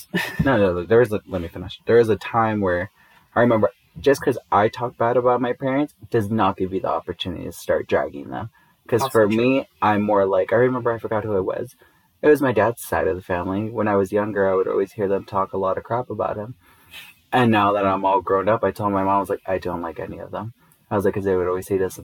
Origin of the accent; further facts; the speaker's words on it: Inglewood, California, United States; moved away; the certain part of Inglewood where I grew up